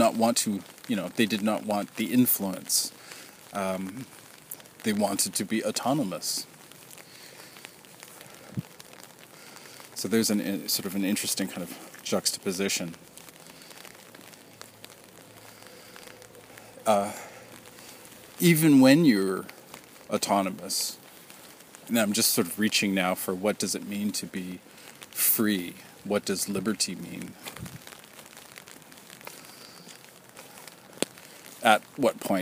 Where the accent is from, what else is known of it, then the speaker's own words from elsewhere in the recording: Canada; as a Canadian